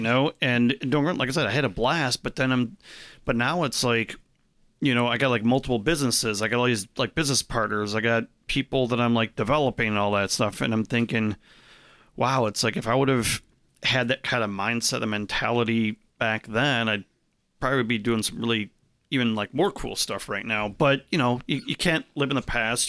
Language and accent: English; Arlington Heights, Illinois, United States; I grew up in Arlington Heights, which is, like, right next to Schaumburg